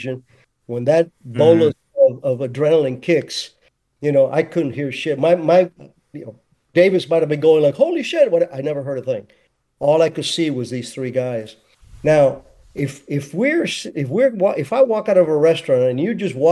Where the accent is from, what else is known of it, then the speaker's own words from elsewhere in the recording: Cuba; now in United States; I'm American 100%, but I'd never forget my roots because that's, you know, that's where I was born.